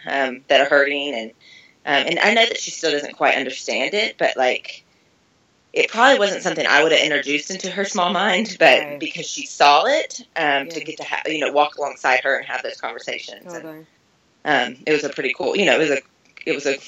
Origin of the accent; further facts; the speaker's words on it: Kentucky, United States; accent: twang; now in Las Vegas, United States; I'm from Kentucky, and so I'm obviously the twang